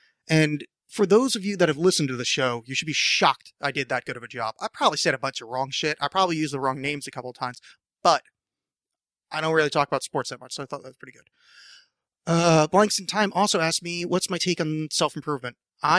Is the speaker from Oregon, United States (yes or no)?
yes; Portland, Oregon, United States; Like, I like the idea of Seattle winning because I'm from Portland.